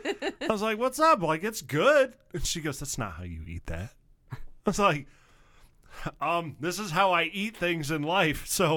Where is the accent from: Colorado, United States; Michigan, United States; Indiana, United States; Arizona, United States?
Michigan, United States; now in southern United States; a lot of people, when I told them that I was from Michigan, they initially did not believe me. Which was kind of fun. Now, I'm in the southern states.